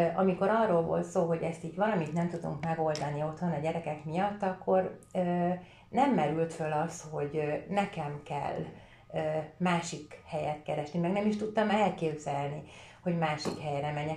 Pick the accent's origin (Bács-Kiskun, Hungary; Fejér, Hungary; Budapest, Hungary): Fejér, Hungary; Vértesacsa; also born or lived in Székesfehérvár; majdnem teljes fiús környezetben nőttem fel, ott, ahol laktam, annak idején Vértesacsán